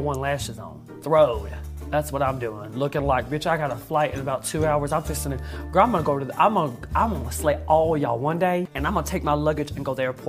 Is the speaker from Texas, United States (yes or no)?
yes; Texas, United States; I'm from Texas